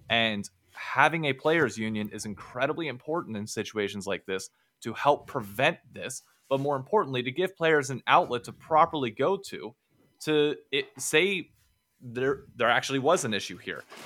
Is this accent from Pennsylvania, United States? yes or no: yes; Hershey, Pennsylvania, United States; I was born in Hershey, Pennsylvania